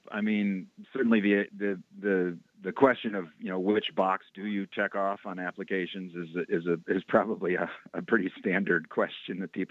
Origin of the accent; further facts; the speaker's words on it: Roxbury, Massachusetts, United States; When I talk about um, growing up in Roxbury, um, there's lots of people that resonates